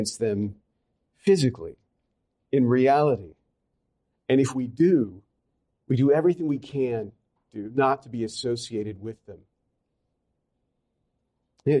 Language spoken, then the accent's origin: English; Louisiana, United States; I come from Louisiana. I'm a Southerner.